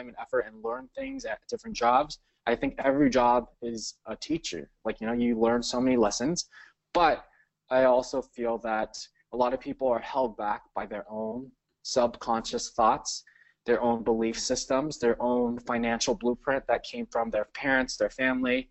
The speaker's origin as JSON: {"language": "English", "town": "Cerritos", "region": "California", "country": "United States", "tie": "born or raised there", "said": "I grew up in California"}